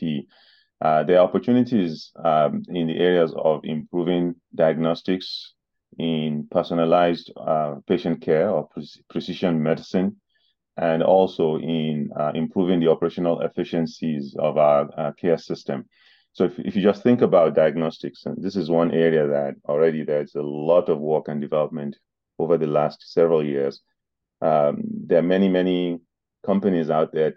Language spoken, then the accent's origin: English; Nigeria; moved away as an adult; now in New Jersey, United States; I grew up in Nigeria and began my education and my professional